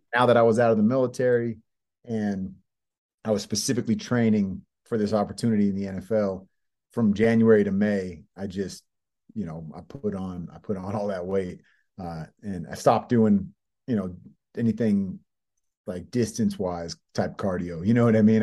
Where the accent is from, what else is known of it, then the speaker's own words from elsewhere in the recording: Bay Area, California, United States; moved away as an adult; also born or lived in San Diego / Los Angeles; I grew up in the Bay Area.